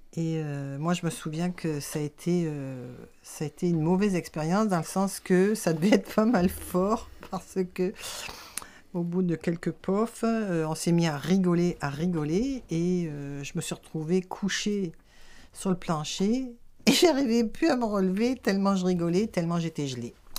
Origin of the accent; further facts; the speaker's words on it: France; moved away as an adult; now in Quebec, Canada; je suis née en France. Euh, je suis au Québec depuis 40 ans